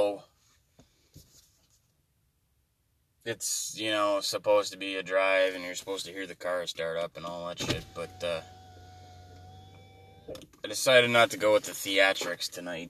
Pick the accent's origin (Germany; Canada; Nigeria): Canada; I'm Canadian